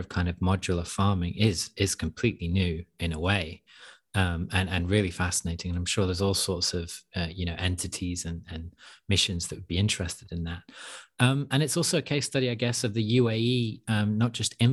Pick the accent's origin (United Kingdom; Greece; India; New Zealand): United Kingdom; also born or lived in Europe; I'm British, but I'm also European. So I've grew up in Europe to some extent